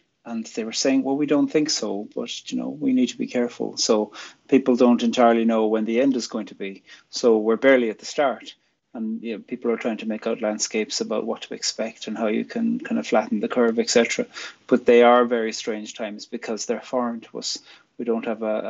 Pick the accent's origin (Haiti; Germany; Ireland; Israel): Ireland; also born or lived in County Fermanagh / Belfast; I'm from Ireland, and I'm a poet and a theologian